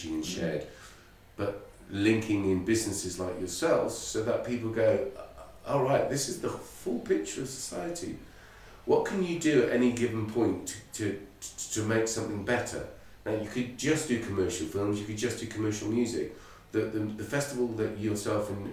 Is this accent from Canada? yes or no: no; Ireland; I'm Irish